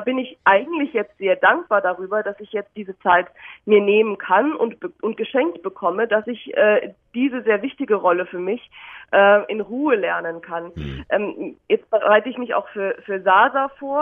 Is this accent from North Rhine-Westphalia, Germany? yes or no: no; Munich, Bavaria, Germany; moved away; also born or lived in London / Netherlands; Ich bin in meiner Heimat München